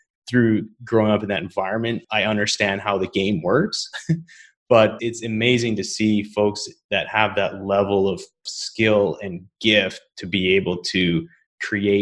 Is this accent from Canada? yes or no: yes; Canada; I'm from Canada